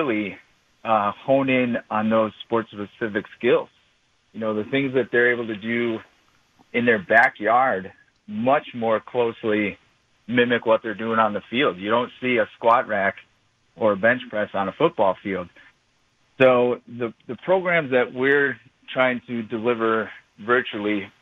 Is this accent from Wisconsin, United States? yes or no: yes; Brookfield, Wisconsin, United States; I am a local guy. I grew up in Brookfield